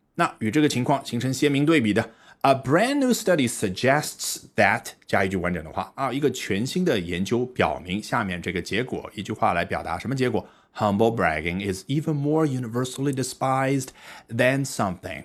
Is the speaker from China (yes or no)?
yes; China; 我们中国人